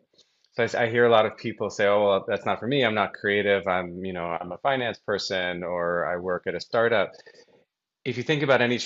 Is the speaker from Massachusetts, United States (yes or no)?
yes; Brookline, Massachusetts, United States; I grew up in Brookline, Boston, okay. Massachusetts